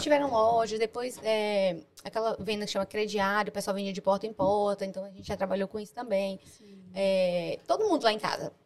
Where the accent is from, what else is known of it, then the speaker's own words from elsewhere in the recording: Itabuna, Bahia, Brazil; moved away as an adult; now in London, United Kingdom; eu vim de Itabuna, uma cidade